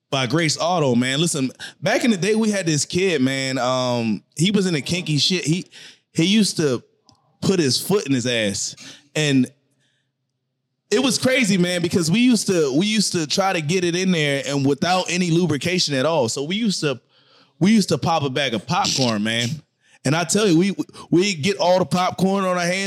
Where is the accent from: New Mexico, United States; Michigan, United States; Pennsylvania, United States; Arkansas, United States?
Pennsylvania, United States; Philadelphia; I grew up in like North Philly